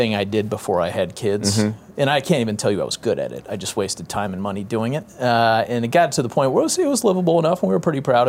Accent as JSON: {"language": "English", "town": "Boston", "region": "Massachusetts", "country": "United States", "tie": "born or raised there", "also_born_or_lived": "Kansas / Kansas City", "moved": "as an adult", "lives_now": "St. Joseph, United States", "said": "I'm from New England, grew up in Boston"}